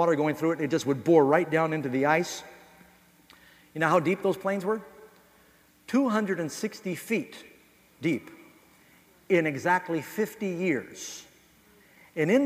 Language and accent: English; New York City, New York, United States; moved away; also born or lived in Los Angeles / Boston / Miami; I grew up in New York City.